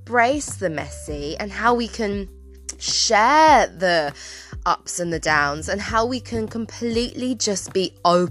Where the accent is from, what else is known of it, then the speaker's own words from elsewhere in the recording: England, United Kingdom; we live in a cold, grey England